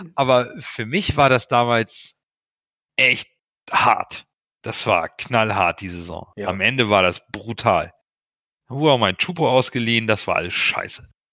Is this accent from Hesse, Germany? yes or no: no; Hamburg, Germany; also born or lived in Portugal; ich bin in Hamburg geboren